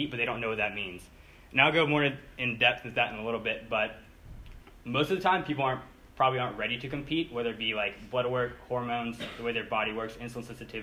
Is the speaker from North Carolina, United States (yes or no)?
yes; Pinehurst, North Carolina, United States; I'm 24 from Pinehurst